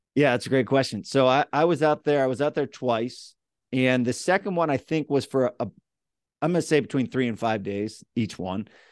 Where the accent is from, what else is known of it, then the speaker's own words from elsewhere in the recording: Central Pennsylvania, United States; accent: central PA; my hometown, you know, m, m, mid, middle of Pennsylvania